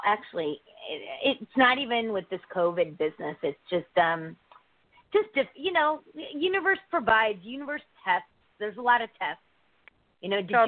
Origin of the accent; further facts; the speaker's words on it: Connecticut, United States; I'm from Connecticut